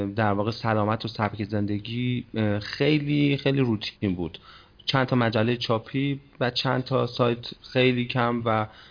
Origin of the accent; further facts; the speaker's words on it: Kerman Province, Iran; کرمانی هم متولد کرمانم کرمان بزرگ شدم